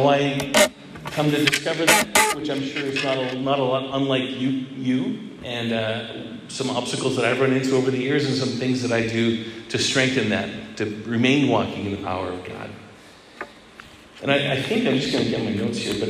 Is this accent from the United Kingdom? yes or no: no; Edmonton, Alberta, Canada; I grew up in Edmonton, Alberta, and my mom was involved in the renewal there